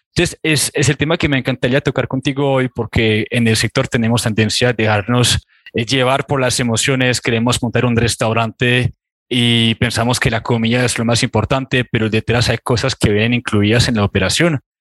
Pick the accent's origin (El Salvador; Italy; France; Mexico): France; now in Colombia; estuve viajando en mi país, estuve en Francia